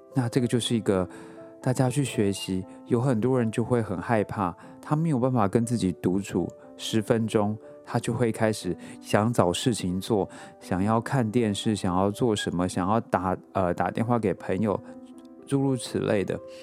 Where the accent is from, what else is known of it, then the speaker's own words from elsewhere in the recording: Taiwan; moved away as an adult; now in New York, United States; 我之前，呃，之前住在亚热带国家嘛，然后我出生在台湾